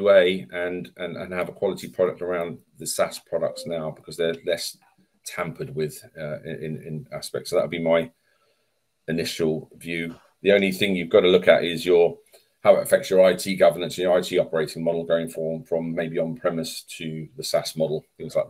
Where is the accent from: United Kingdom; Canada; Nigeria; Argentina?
United Kingdom; England; I'm English